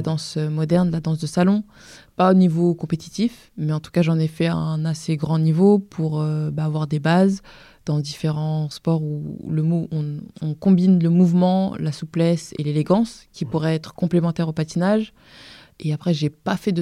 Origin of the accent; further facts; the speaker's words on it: Vitry-sur-Seine, Île-de-France, France; also born or lived in Paris; né à Paris dans le 14e, mais j'ai grandi à Vitry.